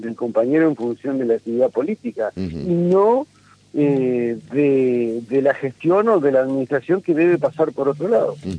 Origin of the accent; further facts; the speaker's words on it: Argentina; como argentino